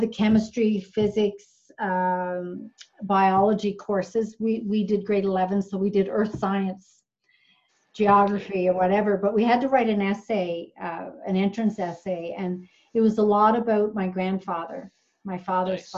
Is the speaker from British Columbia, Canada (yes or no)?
no; Newfoundland and Labrador, Canada; moved away; I grew up in Newfoundland, we would have education week